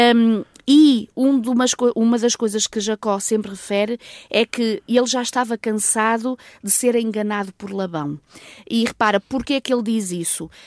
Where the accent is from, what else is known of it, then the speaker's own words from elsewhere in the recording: North, Portugal; moved away; Nós crescemos juntos lá em cima no Norte